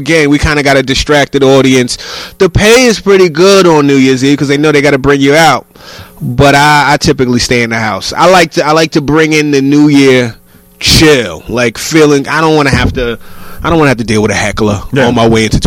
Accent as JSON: {"language": "English", "region": "New York", "country": "United States", "said": "I'm a New Yorker"}